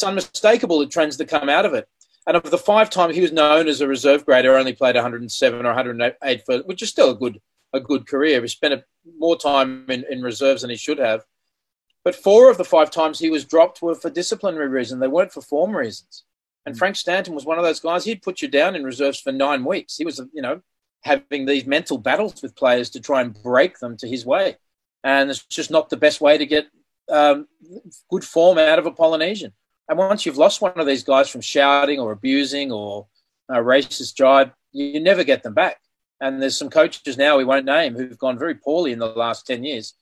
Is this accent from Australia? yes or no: yes; Australia; I grew up in Anglo Australia